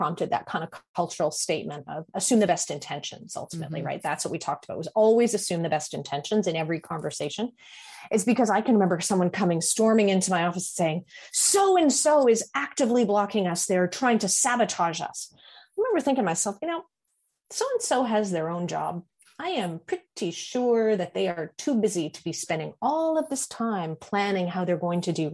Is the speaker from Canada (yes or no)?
yes; Canada; I'm Canadian